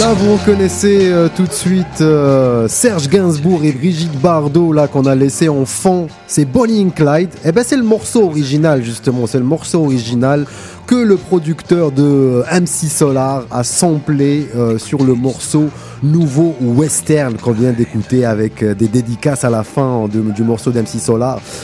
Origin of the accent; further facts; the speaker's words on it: El Karma, Oran Province, Algeria; moved away as an adult; now in Montreal, Canada; ma ville natale, à Al-Karma, un petit village dans la grande ville Oran, Oran qui est la, la, deuxième ville d'Algérie